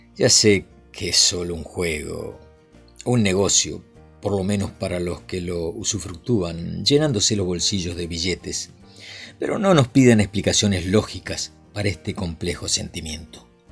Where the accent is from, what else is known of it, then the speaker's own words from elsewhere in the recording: Jaime Prat, Mendoza, Argentina; A los nueve años vivía en mi pueblito de Jaime Prat, en Mendoza